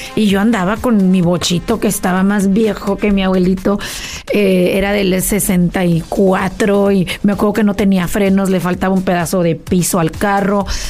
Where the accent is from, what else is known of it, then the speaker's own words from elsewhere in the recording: State of Mexico, Mexico; moved away as an adult; now in United States; yo nací en Mexicali, pero nos fuimos a la Ciudad de México y vivíamos en el Estado de México en un fraccionamiento donde, ya sabes, tipo México, que todo el mundo se conoce